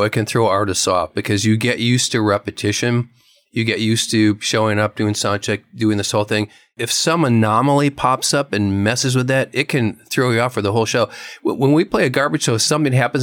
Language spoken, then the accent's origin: English; Wisconsin, United States; I'm from Wisconsin, and there was a polka hour every day on the local radio